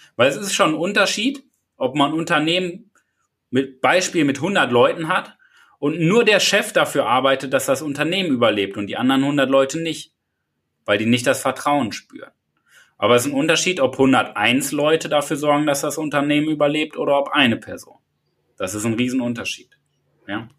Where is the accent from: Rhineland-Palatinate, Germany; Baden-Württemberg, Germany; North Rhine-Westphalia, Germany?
North Rhine-Westphalia, Germany; Paderborn; ich komme ja aus Paderborn